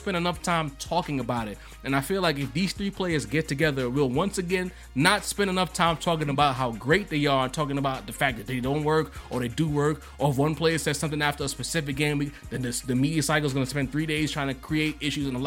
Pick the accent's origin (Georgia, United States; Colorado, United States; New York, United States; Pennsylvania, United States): New York, United States; New York City; I'm from Brooklyn